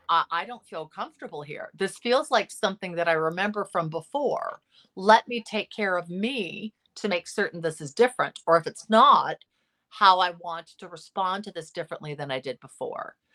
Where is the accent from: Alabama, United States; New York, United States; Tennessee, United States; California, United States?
California, United States; Los Angeles; L A. Yeah, I, I'm, I'm almost sixty